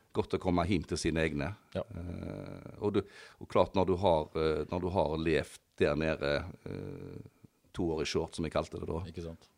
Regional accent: Risøyna, Troms, Norway; En, en gutt fra Risøyna. Født og oppvokst på Risøyna

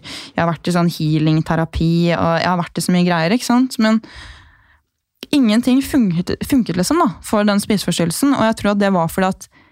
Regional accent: Gol, Buskerud, Norway; moved away as an adult; also born or lived in Bergen; Jeg er jo fra Gol

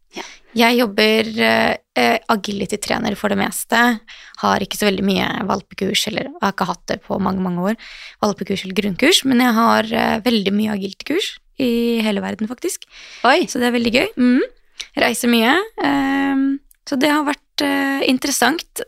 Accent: Western Norway, Norway; moved away; Jeg er opprinnelig fra Vestlandet, så det var på Voss

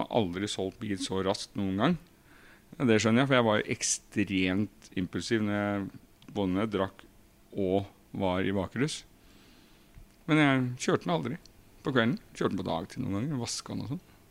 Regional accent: Krokstad, Norway; i Krokstad, der jeg kommer fra

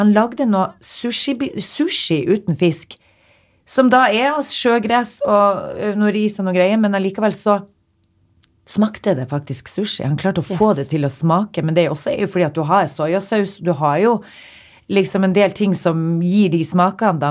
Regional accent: Northern Norway, Norway; Jeg er fra Nord-Norge.

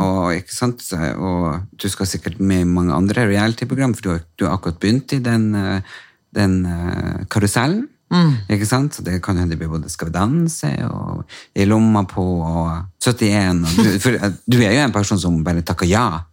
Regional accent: Storjord, Norway; Storjord, der jeg er fra.

